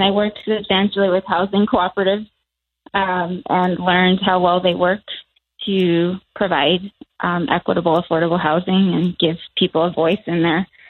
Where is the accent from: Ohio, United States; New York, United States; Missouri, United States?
New York, United States; a town an hour from New York City, United States; now in New Mexico, United States; I live in New Mexico now, just to be clear. But I grew up in a town an hour from New York City called Austining, and it actually has a, I'm not Native, just to be clear.